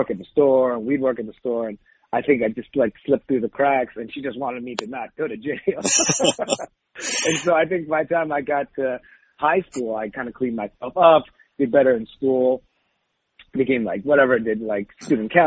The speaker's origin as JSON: {"language": "English", "town": "Saint John", "region": "New Brunswick", "country": "Canada", "tie": "born or raised there", "also_born_or_lived": "Taiwan", "said": "when we moved from Taiwan, I was like 5. So, you know, I kind of basically was completely raised. You know, I remember a lot of Taiwan as a kid, but still I was raised mostly in Canada in a small place called St. John, New Brunswick"}